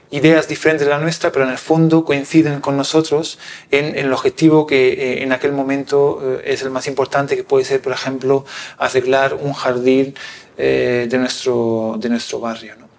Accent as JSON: {"language": "Spanish", "country": "Italy", "moved": "yes", "said": "un pueblo pequeñito como es el mío que se llama Cornausonio"}